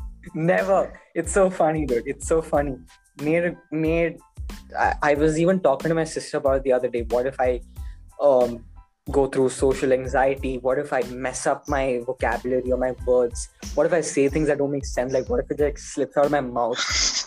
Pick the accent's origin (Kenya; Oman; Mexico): Oman; Muscat; So I used to be like, oh, I'm from Muscat, Oman.